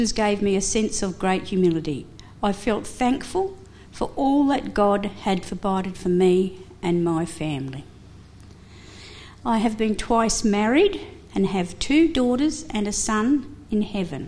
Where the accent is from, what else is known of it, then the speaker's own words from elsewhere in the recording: Mildura, Victoria, Australia; also born or lived in Adelaide, South Australia; now in Kerang, Australia; I was born in Mildura, Victoria, in 1955. I spent a lot of my time living in Adelaide, and now I have been in Kerrang for 23 years